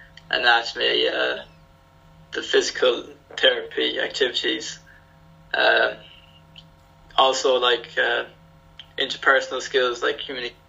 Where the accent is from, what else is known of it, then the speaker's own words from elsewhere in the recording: west of Ireland, Ireland; moved away as an adult; now in Eindhoven, Netherlands; I'm from the west of Ireland